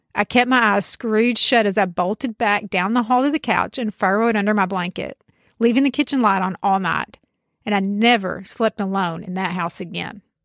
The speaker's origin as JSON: {"language": "English", "region": "the South", "country": "United States", "accent": "backwoods Southern", "said": "I'm from the South. You might even be able to tell from my accent that the specific region is backwoods"}